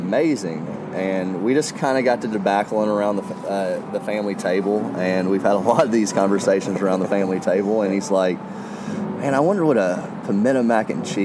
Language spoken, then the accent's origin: English; the South, United States; growing up in the South, I had amazing grandparents that would cook